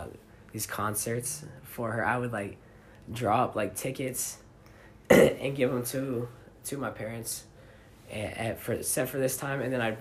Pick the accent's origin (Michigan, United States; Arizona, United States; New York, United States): Michigan, United States; Alpena